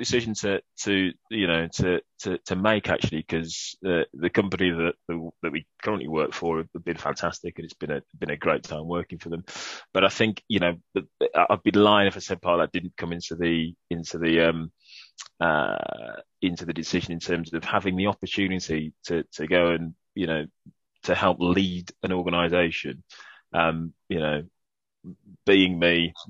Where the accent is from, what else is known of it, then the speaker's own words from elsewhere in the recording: Birmingham, West Midlands, United Kingdom; accent: Brummie; my Brummie accent